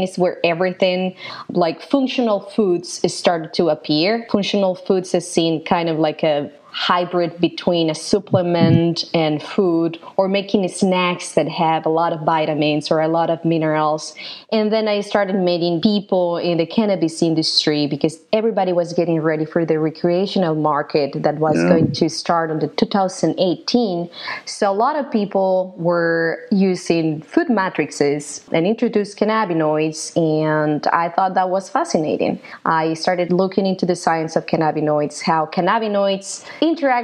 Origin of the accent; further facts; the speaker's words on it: Guadalajara, Jalisco, Mexico; moved away; I'm originally from Mexico, from Guadalajara, Mexico